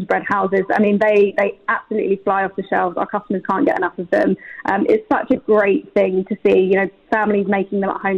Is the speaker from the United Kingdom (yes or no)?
yes; United Kingdom; now in United Arab Emirates; I think I'm a British chocolate girl at heart, just because of my where I grew up.